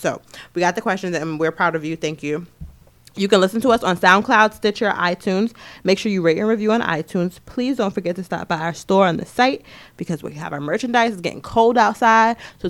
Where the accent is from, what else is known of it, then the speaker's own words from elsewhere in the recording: New York City, New York, United States; we're from Queens.